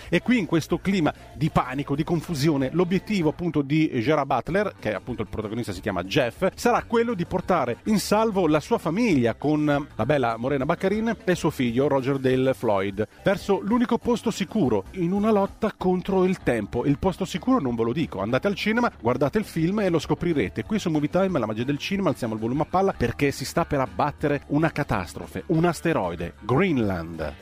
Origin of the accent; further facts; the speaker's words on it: Calabria, Italy; io sono calabrese